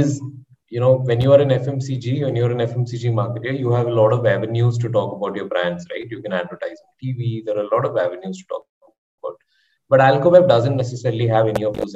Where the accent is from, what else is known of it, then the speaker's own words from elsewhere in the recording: Kerala, India; I am from Kerala